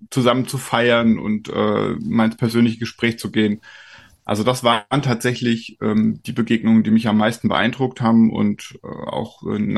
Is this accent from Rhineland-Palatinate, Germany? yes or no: yes; Kaiserslautern, Rhineland-Palatinate, Germany; born there; now in Brandenburg, Germany; Ich bin in Kaiserslautern geboren, das liegt in Rheinland-Pfalz.